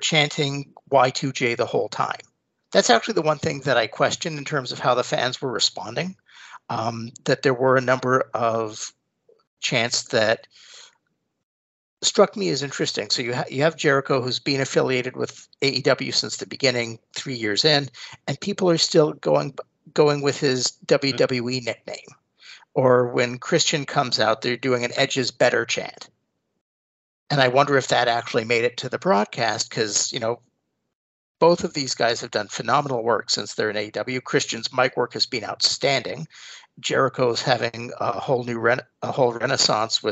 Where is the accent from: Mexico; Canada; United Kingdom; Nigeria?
Canada; as a Canadian wrestling fan